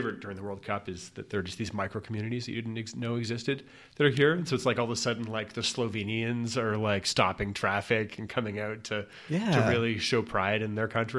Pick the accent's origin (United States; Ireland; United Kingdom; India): United Kingdom; London; So I grew up in North London supporting this tiny club that I really enjoyed